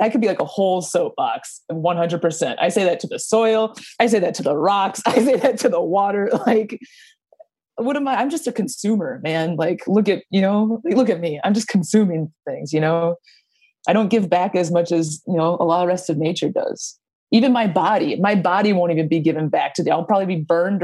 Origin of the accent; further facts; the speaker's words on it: Minneapolis, Minnesota, United States; I grew up in the Twin Cities